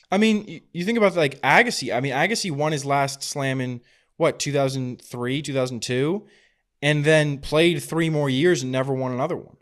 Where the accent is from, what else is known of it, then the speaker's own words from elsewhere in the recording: Napa, California, United States; a tournament that I was a ball boy at in my hometown, the Napa Challenger